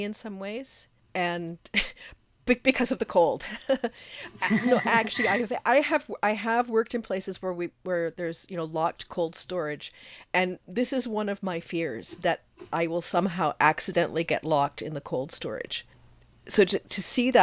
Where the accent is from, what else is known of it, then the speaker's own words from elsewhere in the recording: Canada; as a Canadian